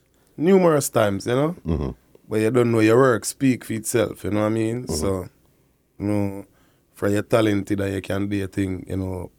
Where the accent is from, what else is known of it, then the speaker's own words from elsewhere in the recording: Kingston, Jamaica; I was born in Kingston, Jamaica, you know, KPH Hospital.